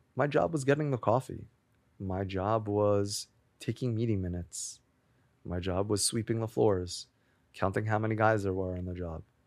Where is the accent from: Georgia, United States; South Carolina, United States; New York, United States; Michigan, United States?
New York, United States; Great Neck; also born or lived in Manhattan, New York; I grew up in Great Neck in Long Island.